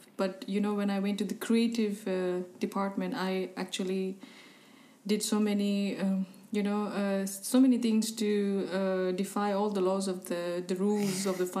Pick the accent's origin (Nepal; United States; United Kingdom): Nepal; also born or lived in Hong Kong / India; I was born in Hong Kong, and I went to India to study when I was about 7, 8. But because our hometown was in Nepal, so every summer holiday we would come to Nepal.